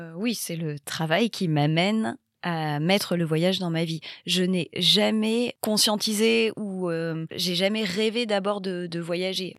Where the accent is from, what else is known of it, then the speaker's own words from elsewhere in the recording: Bayonne, Nouvelle-Aquitaine, France; moved away as an adult; now in Paris, France; J'ai grandi au Pays Basque, j'ai grandi à Bayonne et je vis à Paris depuis euh, plus de dix ans